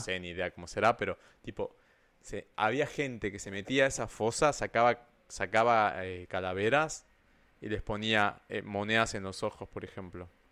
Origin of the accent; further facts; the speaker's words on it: Salta, Argentina; en Salta, de donde yo soy